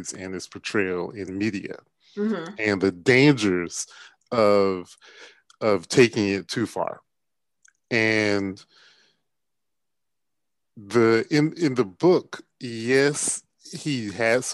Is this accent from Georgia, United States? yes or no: yes; Milledgeville, Georgia, United States; I grew up in Millersville, Georgia, and when I was growing up, Central State Hospital, which was one of the state mental institutions, was there.